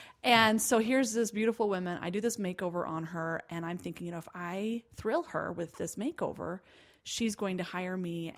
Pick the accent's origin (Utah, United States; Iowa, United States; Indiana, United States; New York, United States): Utah, United States; Provo; Well, I'm from a little town called Provo, and my dad's a truck driver. So I like to say I was raised in two extremes, truck stops in Provo, Utah.